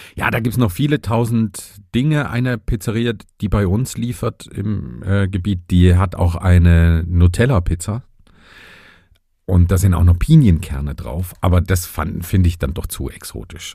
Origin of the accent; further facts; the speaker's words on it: Vogtland, Saxony, Germany; die Pflanze meiner Heimat quasi. Im Vogtland spielt der Vogelbeerbaum eine große Rolle.